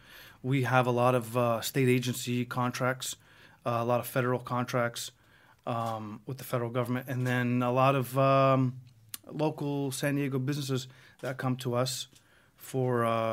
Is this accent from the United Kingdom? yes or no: no; Greece; now in United States; But anyways, we came from Greece in the 80s, and he opened up his first shop in, I think, 86, and he's had businesses his whole life, and I just grew up in that industry.